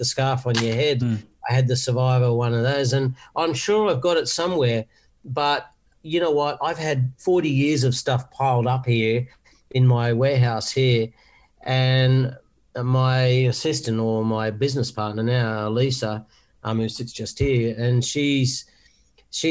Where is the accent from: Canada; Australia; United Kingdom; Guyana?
Australia; Wollongong, New South Wales; I'm from Wollongong originally